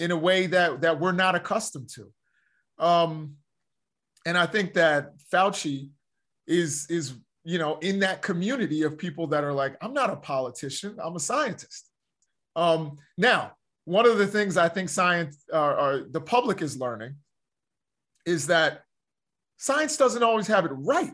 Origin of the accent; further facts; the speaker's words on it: Baltimore, Maryland, United States; I'm from the Baltimore area